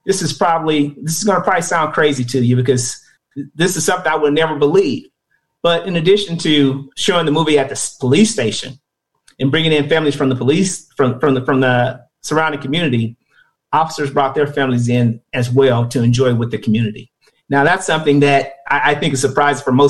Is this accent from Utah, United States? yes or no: no; Kansas City, Missouri, United States; I grew up in Kansas City in the urban core off of 47 to Cleveland Old area, Vineyard Gardens neighborhood